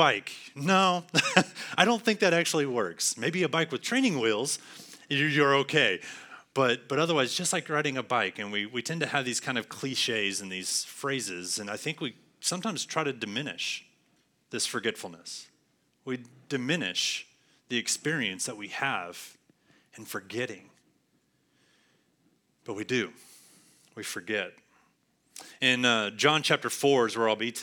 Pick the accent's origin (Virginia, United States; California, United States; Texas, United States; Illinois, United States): Texas, United States; San Angelo; moved away as an adult; now in Arlington, United States; I moved here to Arlington last year, just before summer, from San Angelo, 4 hours away, San Angelo campus, my hometown, where I've been all my life pretty much